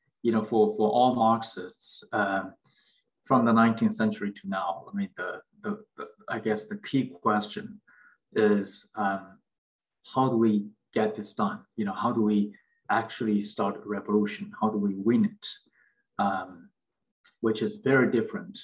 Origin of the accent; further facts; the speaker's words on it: China; moved away as an adult; also born or lived in United States; now in New York, United States; I grew up in China. I came to the United States for graduate school